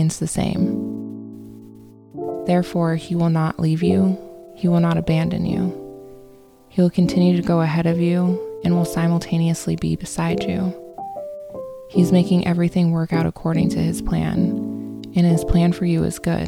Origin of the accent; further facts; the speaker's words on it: Phoenix, Arizona, United States; Growing up in Phoenix, I didn't get the quintessential experience of all four seasons